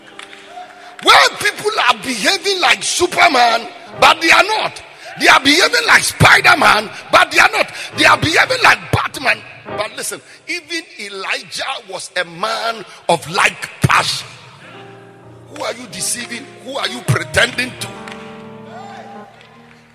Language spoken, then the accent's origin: English; Bolgatanga, Upper East, Ghana; I was born in Ghana. I was born in the Upper East region. I was born in the northern part of Ghana.